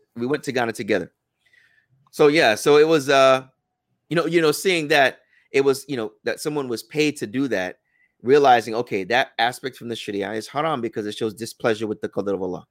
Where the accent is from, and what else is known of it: United States; also born or lived in Medina